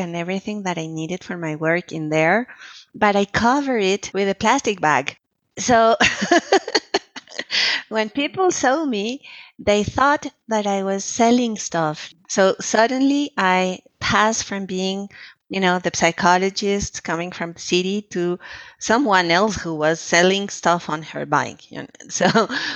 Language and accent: English; Colombia; moved away as an adult; also born or lived in Quebec, Canada / Lebanon; I was the psychologist who came from Colombia, so I was the immigrant